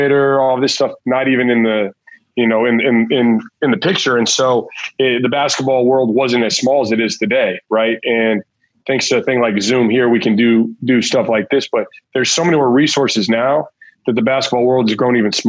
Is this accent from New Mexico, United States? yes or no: yes; Albuquerque, New Mexico, United States; also born or lived in Göttingen; I'm from Albuquerque, New Mexico